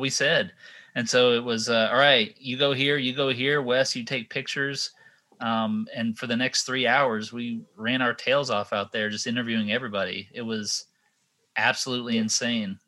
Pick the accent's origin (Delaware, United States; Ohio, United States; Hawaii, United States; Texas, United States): Texas, United States; now in Sanford, United States; I grew up in Texas